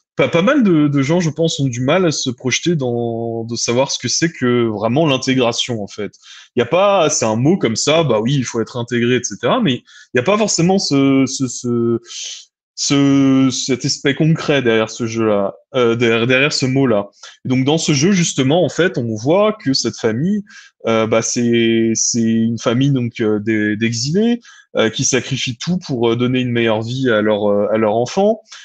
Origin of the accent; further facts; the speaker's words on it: France; moved away; en tant que Française et Français de l'étranger